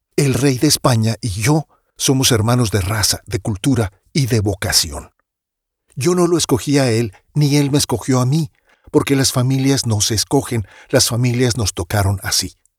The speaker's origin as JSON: {"language": "Spanish", "country": "Mexico", "said": "Soy mexicano, mestizo, mexicanísimo"}